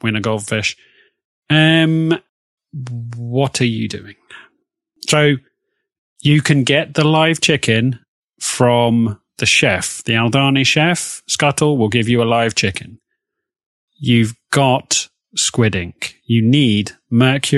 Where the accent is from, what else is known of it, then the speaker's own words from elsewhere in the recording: Oxford, South East England, United Kingdom; I am not from America. I was born in Oxford